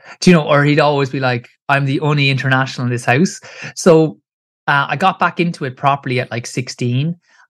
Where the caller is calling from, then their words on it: Kilkenny, Leinster, Ireland; So I'm in Ireland, so Kilkenny in Ireland. So it's southeast, it's about an hour and a half south of Dublin.